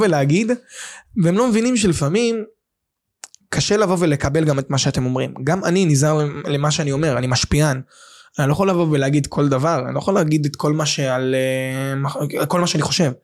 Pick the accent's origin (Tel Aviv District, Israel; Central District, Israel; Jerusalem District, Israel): Tel Aviv District, Israel; Bat Yam; גדלתי בבת ים